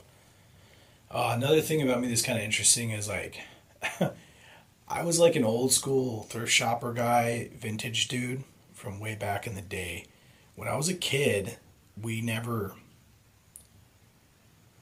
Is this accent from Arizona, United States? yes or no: yes; Phoenix, Arizona, United States; I was born in Phoenix.